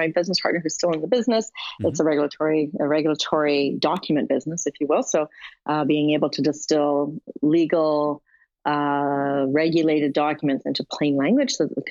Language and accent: English; Canada; I'm a Canadian